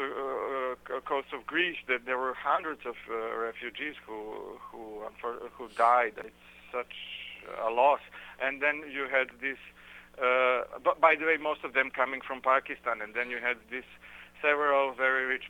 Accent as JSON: {"language": "English", "town": "Belgrade", "country": "Serbia", "tie": "born or raised there", "said": "it's more than 1 million migrants and refugees who passed through my hometown."}